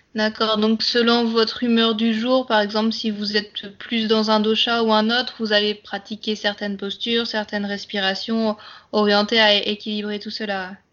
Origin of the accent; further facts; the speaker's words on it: Brittany, France; Je suis bretonne d'origine